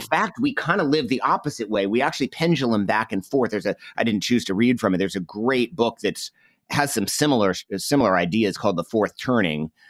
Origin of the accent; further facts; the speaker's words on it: Northeast, United States; I grew up in the Northeast.